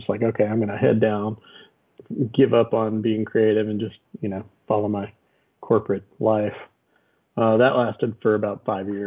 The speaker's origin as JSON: {"language": "English", "town": "Abilene", "region": "Texas", "country": "United States", "tie": "born or raised there", "lives_now": "Austin, United States", "said": "Uh, Abilene, Texas, mostly my dad was military, so we hopped around a little bit when I was young, but he he was retiring by the time I was 12 in Abilene, so you know I'm mostly from Abilene"}